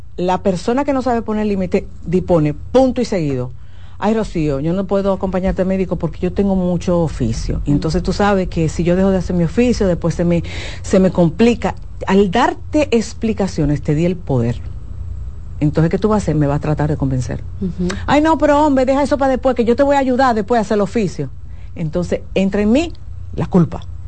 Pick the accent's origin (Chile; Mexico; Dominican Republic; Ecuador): Dominican Republic